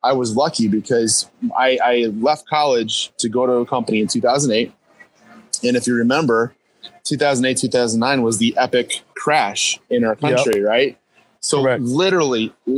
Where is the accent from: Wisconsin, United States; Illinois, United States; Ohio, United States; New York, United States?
Wisconsin, United States; now in New Jersey, United States; I'm actually from Wisconsin originally, so I'm a Midwestern guy